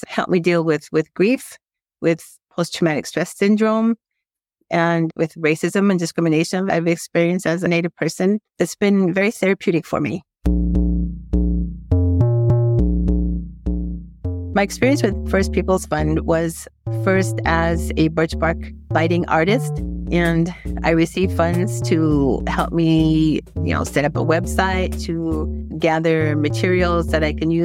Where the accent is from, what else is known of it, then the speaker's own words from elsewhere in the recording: Turtle Mountain Reservation, North Dakota, United States; My home is the Turtle Mountain Reservation in north central North Dakota